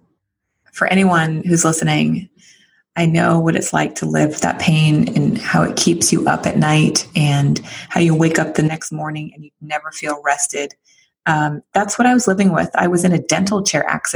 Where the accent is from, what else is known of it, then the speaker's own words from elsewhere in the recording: San Francisco, California, United States; I live here in San Francisco